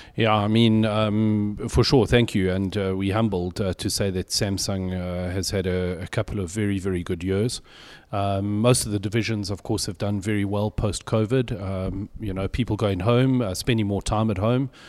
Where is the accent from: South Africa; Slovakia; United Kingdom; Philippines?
South Africa; I'm very English, uh, albeit South African